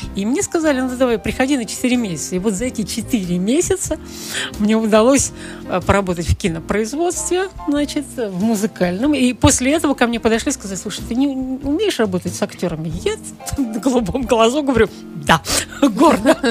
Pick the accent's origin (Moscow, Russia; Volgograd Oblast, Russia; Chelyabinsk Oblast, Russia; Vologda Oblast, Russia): Volgograd Oblast, Russia; Volgograd; moved away as an adult; now in Saint Petersburg, Russia; я родилась в Сталинграде, кстати, в Сталинграде